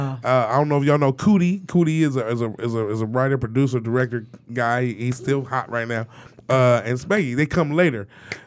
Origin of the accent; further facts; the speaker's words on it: Detroit, Michigan, United States; moved away as an adult; also born or lived in Los Angeles / New York; I'm from Detroit.